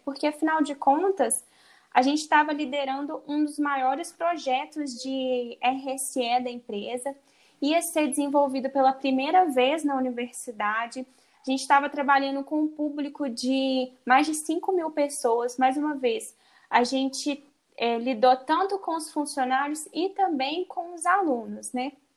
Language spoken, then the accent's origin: Portuguese; Minas Gerais, Brazil; sou de Minas Gerais